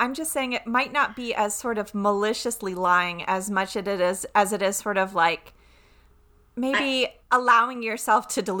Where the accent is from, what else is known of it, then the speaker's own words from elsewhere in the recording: North Carolina, United States; accent: Southern; moved away; when I go home and visit the North Carolina, when I come back, people will very often say, oh, wow, you sound more Southern today.